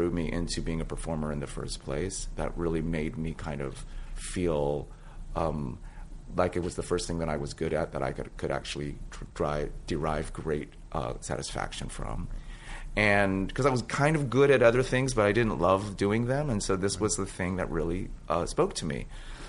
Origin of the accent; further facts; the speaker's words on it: San Francisco, California, United States; Which is my hometown, And actually, that played some kind of a role in it. Lauren and I are both from San Francisco.